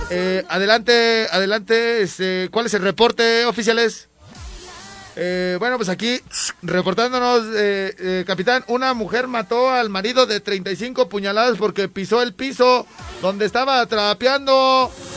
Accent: Los Angeles, California, United States; moved away; mi pueblo, Highland Park. Eh, sí, pues ahí nos creamos

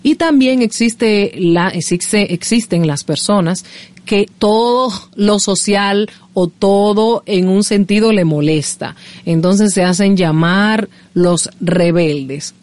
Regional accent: Dominican Republic; soy dominicana. Me encanta mi país.

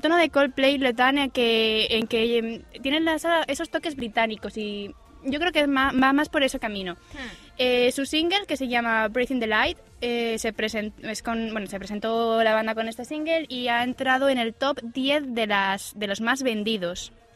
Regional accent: Asturias, Spain; moved away; yo como soy buena asturiana

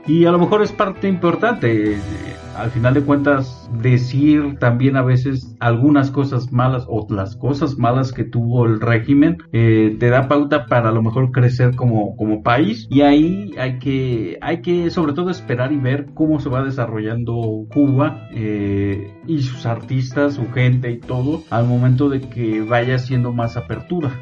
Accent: Mexico; nosotros como mexicanos

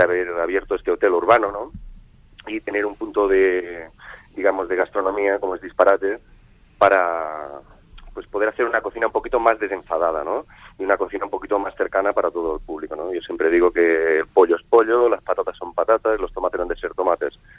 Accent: Barcelona, Catalonia, Spain; now in Seville, Spain; yo soy barcelonés, empiezo a estudiar en la Escuela de Hostelería de Barcelona con 15 añitos

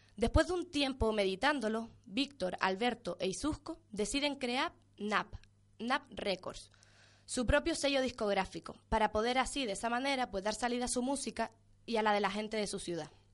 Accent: Canary Islands, Spain

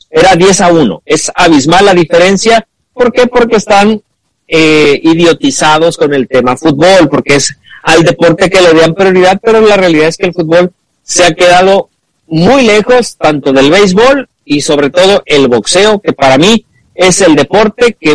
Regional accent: Argentina; yo soy argentino.

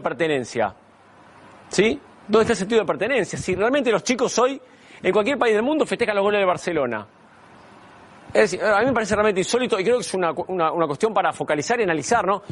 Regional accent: Argentina; Yo nací en Argentina

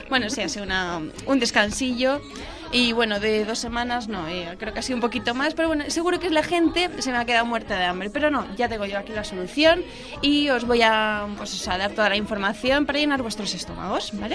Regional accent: Calpe, Valencian Community, Spain; Mi ah. pueblo, bueno, en mi caso es Calpe, Calpe de la provincia

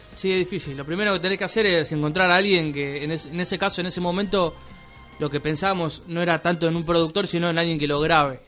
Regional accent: Banfield, Buenos Aires Province, Argentina; Nosotros particularmente somos de Banfield más de Zamora.

